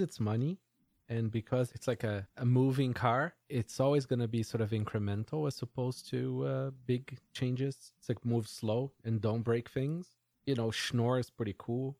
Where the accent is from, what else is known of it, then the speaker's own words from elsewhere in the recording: Brazil; moved away; I grew up in Brazil